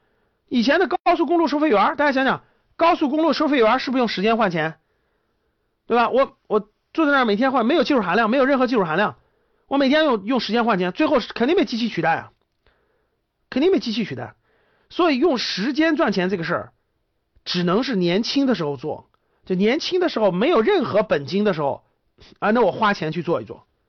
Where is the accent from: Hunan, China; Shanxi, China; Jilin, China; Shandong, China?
Shanxi, China; 我们山西啊，我山我老家山西的，我们山西那很正常